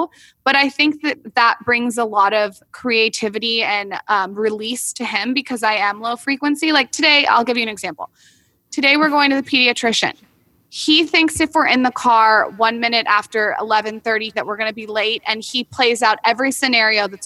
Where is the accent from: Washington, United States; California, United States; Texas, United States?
California, United States; San Diego; moved away as an adult; also born or lived in West Hollywood; now in Los Angeles, United States; we're new to LA because we're from San Diego.